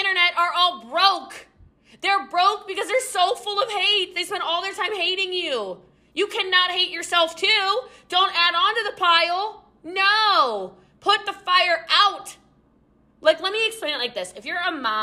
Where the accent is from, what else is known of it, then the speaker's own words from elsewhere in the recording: United States; I'm American.